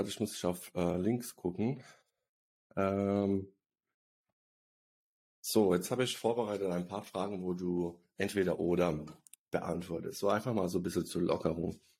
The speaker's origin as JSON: {"language": "German", "country": "Bosnia & Herzegovina", "said": "Also ich komme übrigens aus Bosnien, die, die es nicht wissen."}